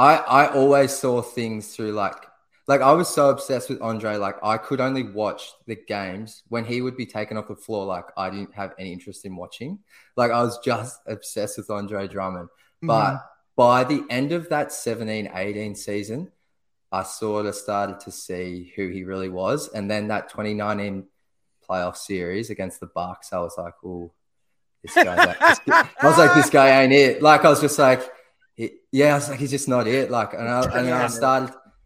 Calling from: Melbourne, Victoria, Australia; I honestly could not be further away from Detroit. I'm at the bottom of Australia in a city called Melbourne.

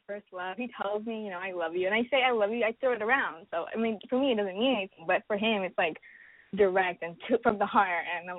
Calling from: Los Angeles, California, United States; I am 22, going to be 23, and I'm from Los Angeles.

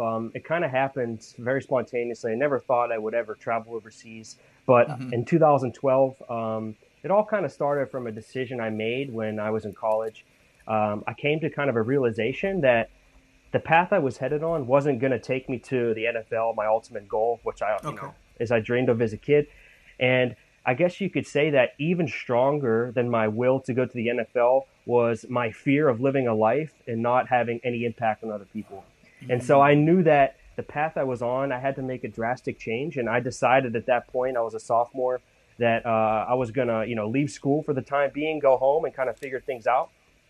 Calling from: San Diego, California, United States; Yeah, so I'm in sunny San Diego, California.

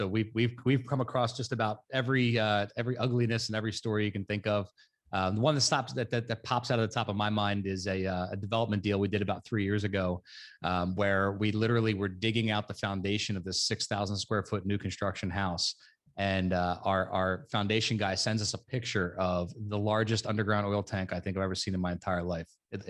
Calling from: New Jersey, United States; South Jersey. We're right outside of Philadelphia.

